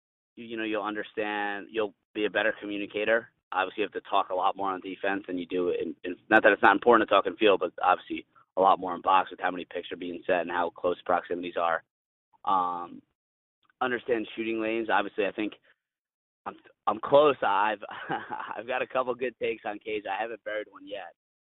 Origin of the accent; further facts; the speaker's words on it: United States; I'm an American